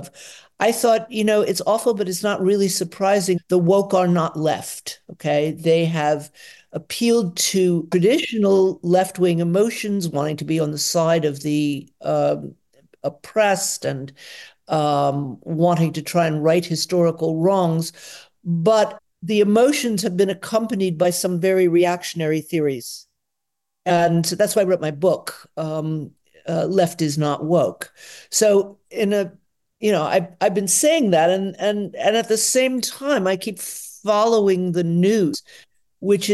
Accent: Atlanta, Georgia, United States; now in Potsdam, Germany; I was born in Atlanta, Georgia in 1955

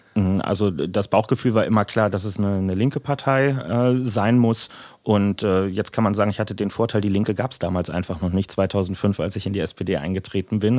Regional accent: Berlin, Germany; es ging über Mariendorf und Langwitz und dann mit 13 ungefähr nach Lichtenrade

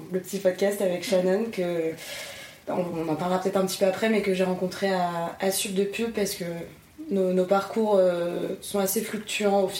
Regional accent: Tours, Centre-Val de Loire, France; j'ai 21 ans. je suis originaire de Tours

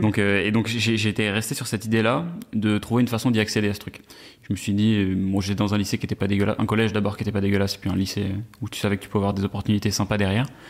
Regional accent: Versailles, Île-de-France, France; j'ai grandi à Versailles

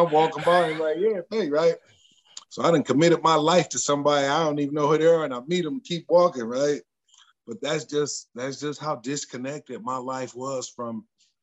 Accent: Columbus, Ohio, United States; I'm from Columbus

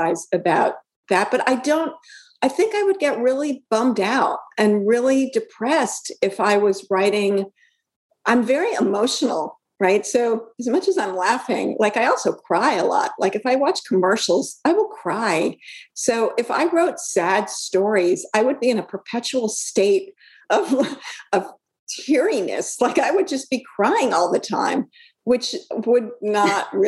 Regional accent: Brooklyn, New York, United States; I grew up in Brooklyn

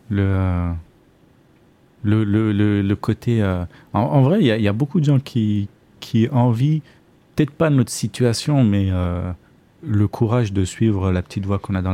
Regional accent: Lyon, Auvergne-Rhône-Alpes, France; De la ville, ouais. Ok. J'ai grandi à Lyon.

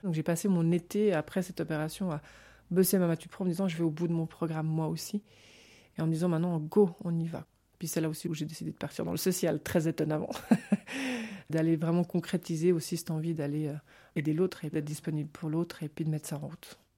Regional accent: Geneva, Switzerland; je suis née à Genève

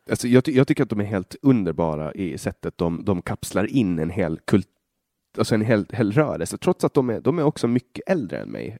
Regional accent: Sweden; från där jag kommer ifrån

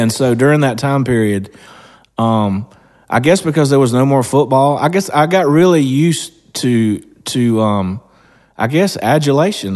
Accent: Georgia, United States; I'm from Georgia

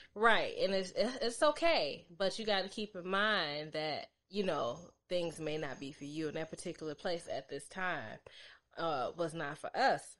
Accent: suburbs outside of Chicago, Illinois, United States; I was born in Chicago, but I was raised in the suburbs

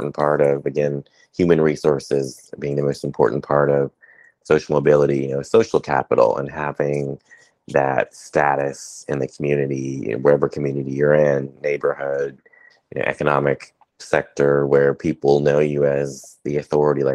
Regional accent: the South, United States; moved away; also born or lived in Washington, D.C.; growing up in the South

